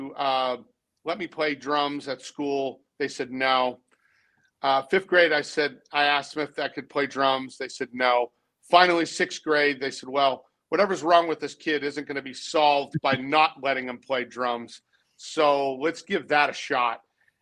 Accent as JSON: {"language": "English", "town": "Boston", "region": "Massachusetts", "country": "United States", "tie": "born or raised there", "also_born_or_lived": "Texas", "moved": "as an adult", "lives_now": "Nashville, United States", "said": "I was born in Boston. I was raised in the suburbs."}